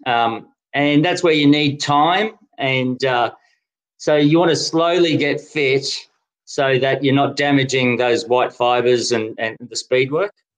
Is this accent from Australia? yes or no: yes; Brisbane, Queensland, Australia; also born or lived in Denmark; now in Canberra, Australia; as a kid growing up in Brisbane, Queensland